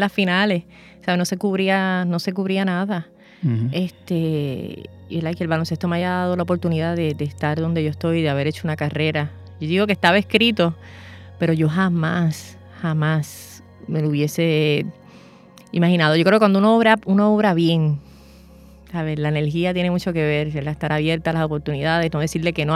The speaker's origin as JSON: {"language": "Spanish", "country": "Puerto Rico", "said": "yo soy la primera puertorriqueña"}